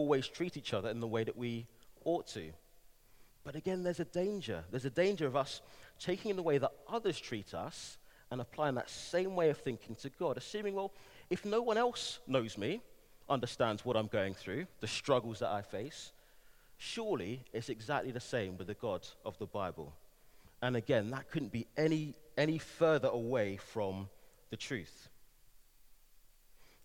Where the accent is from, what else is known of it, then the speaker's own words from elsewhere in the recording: London, United Kingdom; moved away as an adult; also born or lived in Manchester; now in Bristol, United Kingdom; I'm a Londoner, born and raised, spent a number of years in Manchester, moved back to London for a few years, and now in the glorious city of Bristol